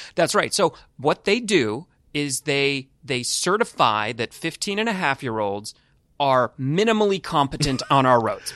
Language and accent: English; California, United States; moved away; I'm from California originally